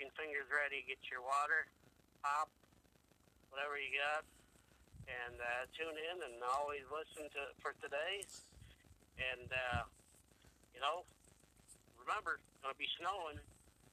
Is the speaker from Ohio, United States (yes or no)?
yes; Toledo, Ohio, United States; also born or lived in Bowling Green, Ohio; I come from Bowling Green up to Toledo at Elmhurst Elementary